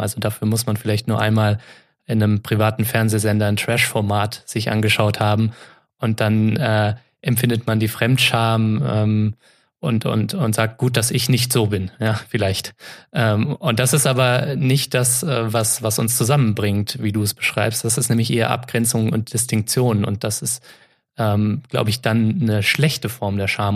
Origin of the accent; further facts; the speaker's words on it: Offenbach, Hesse, Germany; ich komme aus Offenbach, das liegt bei Frankfurt in Hessen